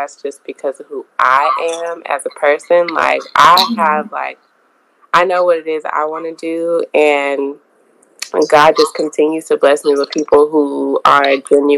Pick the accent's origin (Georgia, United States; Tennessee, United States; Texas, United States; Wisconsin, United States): Texas, United States; Houston; I am from here, so I'm always surrounded by people that are from here.